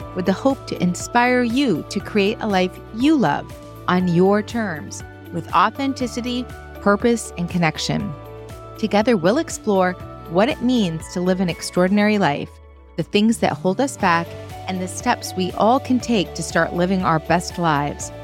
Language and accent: English; Maine, United States; moved away as an adult; I've lived outside of Maine for now thirty years, I'm a girl from Maine